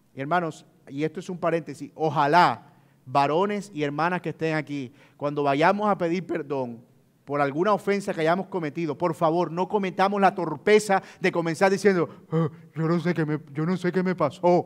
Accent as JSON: {"language": "Spanish", "region": "Colombian Caribbean coast", "country": "Colombia", "said": "si hay algo de lo que yo me siento orgulloso es ser costeño y trato de que se note"}